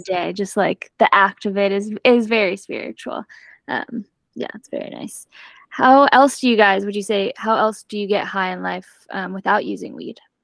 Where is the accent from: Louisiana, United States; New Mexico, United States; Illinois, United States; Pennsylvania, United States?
New Mexico, United States; moved away; I'm from New Mexico originally